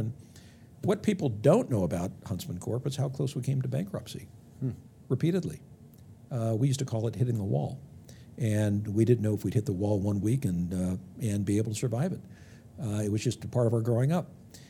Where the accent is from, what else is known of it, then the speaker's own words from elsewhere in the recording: Los Angeles, California, United States; So I grew up in the San Fernando Valley, just on the other side of the hills of Los Angeles, kind of mid-range.